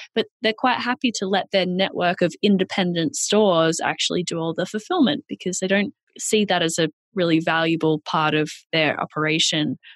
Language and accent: English; Australia; accent: Australian; moved away as an adult; now in New York, United States; I'm Australian. That's where the accent is from.